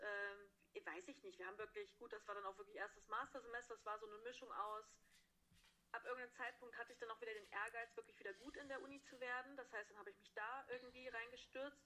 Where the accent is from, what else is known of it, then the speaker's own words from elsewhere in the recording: Hesse, Germany; moved away as an adult; now in Konstanz, Germany; in Hessen sagen wir Karneval, wo ich herkomme